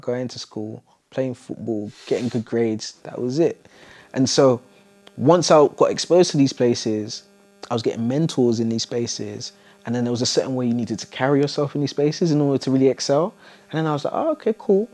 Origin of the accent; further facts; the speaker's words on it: London, United Kingdom; I grew up in Southeast London, quite close to Elephant Castle.